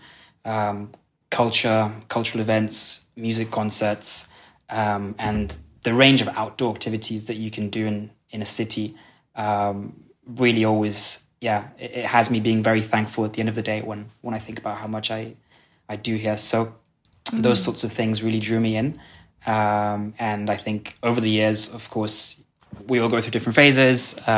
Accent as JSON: {"language": "English", "country": "Kenya", "tie": "born or raised there", "moved": "as an adult", "lives_now": "Sønderborg, Denmark", "said": "So I grew up in Kenya, where I went to international school, hence the accent."}